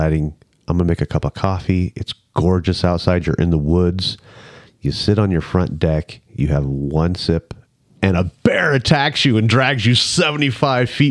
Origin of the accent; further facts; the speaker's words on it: Las Vegas, Nevada, United States; we're from Las Vegas.